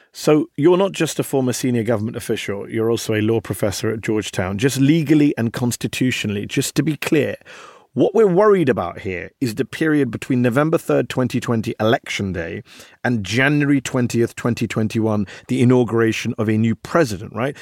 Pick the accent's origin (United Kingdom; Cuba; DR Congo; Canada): United Kingdom; now in United States; as a Brit watching all of this here in the U S